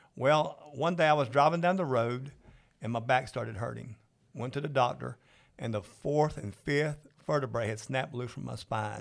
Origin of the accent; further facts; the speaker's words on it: Georgia, United States; I'm from Georgia